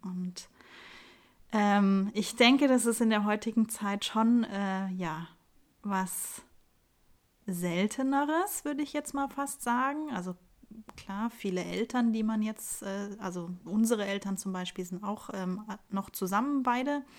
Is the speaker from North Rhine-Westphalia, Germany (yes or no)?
no; Munich, Bavaria, Germany; ich bin Münchner Kindel, ähm, bin im, im Lehel aufgewachsen